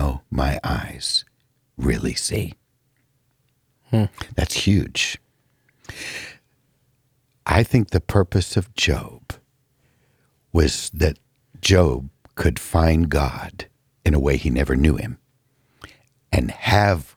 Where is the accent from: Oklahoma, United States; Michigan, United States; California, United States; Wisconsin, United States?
California, United States; moved away; Growing up in California